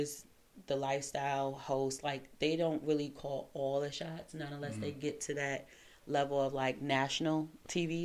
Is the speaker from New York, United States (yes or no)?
yes; New York City, New York, United States; moved away as an adult; also born or lived in Washington, D.C. / Seattle / California / Virginia Beach; now in DMV, United States; Born and raised in Crown Heights